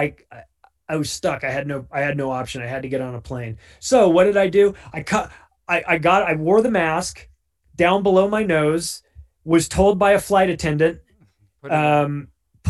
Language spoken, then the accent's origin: English; Southern California, United States; moved away as an adult; now in Denver, United States; I'm from Southern California